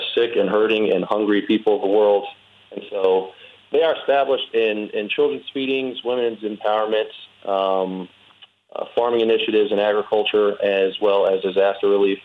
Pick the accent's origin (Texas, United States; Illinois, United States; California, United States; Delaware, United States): Texas, United States; Winnie; moved away as an adult; now in Pittsburgh, United States; my hometown's about an hour from Houston